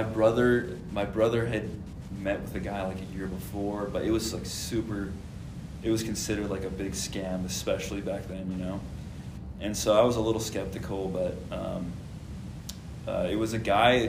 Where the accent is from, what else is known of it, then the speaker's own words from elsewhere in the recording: Hurricane, Utah, United States; I grew up just in Hurricane, born and raised